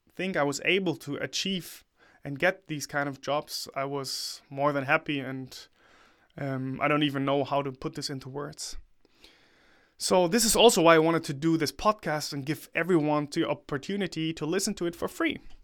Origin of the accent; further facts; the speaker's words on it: Germany; also born or lived in China; to come back to my home country